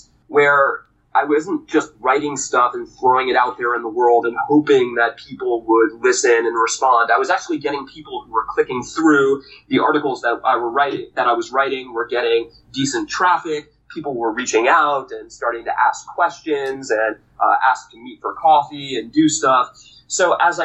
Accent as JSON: {"language": "English", "region": "New York", "country": "United States", "tie": "born or raised there", "also_born_or_lived": "Massachusetts / Washington, D.C.", "moved": "yes", "said": "I was born and raised in New York"}